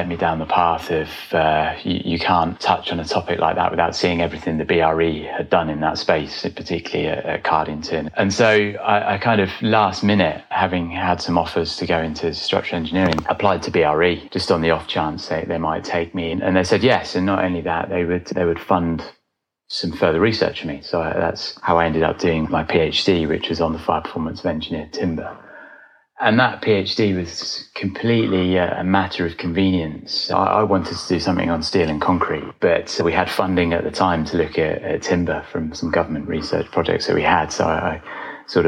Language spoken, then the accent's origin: English; Brackley, East Midlands, United Kingdom; I grew up about 5 miles away from Silverstone Circuit in the UK, which is sort of the home of British motorsport.